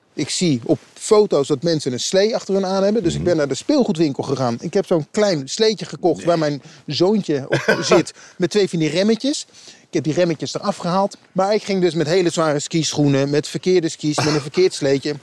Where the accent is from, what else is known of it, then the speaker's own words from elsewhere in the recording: Utrecht, Netherlands; ik kom zelf uit Utrecht